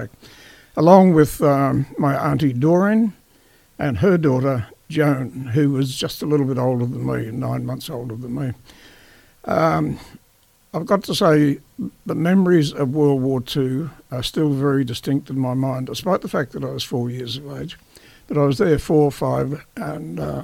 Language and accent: English; Brisbane, Queensland, Australia; now in Colleton, Australia; I'm a Queenslander, born at Wynnum and Brisbane's Bayside suburbs in 1939